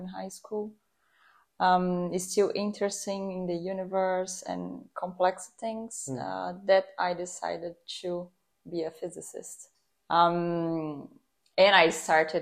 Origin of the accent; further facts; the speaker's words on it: São Paulo, Brazil; I'm from Brazil, São Paulo.